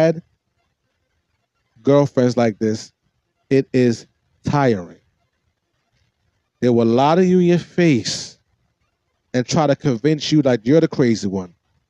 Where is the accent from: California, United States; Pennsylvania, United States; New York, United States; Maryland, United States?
Maryland, United States; Baltimore; accent: Baltimore; that's my Baltimore accent